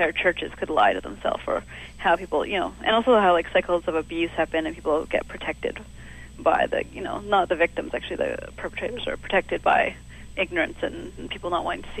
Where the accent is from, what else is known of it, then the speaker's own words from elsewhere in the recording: Calgary, Alberta, Canada; now in Montreal, Canada; grow up in Calgary, you're still from Calgary. You know, I'm not from Montreal. I never will be.